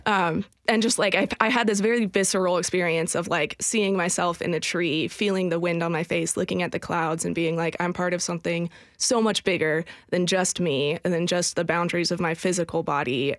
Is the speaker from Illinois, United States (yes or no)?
no; outside San Francisco, California, United States; now in Nashville, United States; early in my life, I grew up outside San Francisco